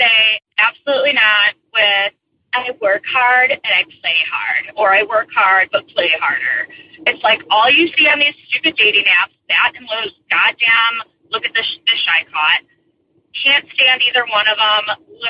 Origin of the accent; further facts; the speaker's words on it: Chicago, Illinois, United States; now in Vail, United States; Originally born and raised in Chicago, living in Vail now